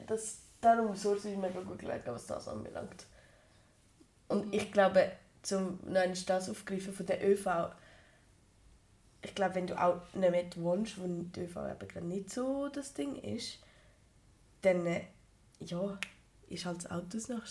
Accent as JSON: {"language": "German", "country": "Switzerland", "said": "bei uns in der Schweiz"}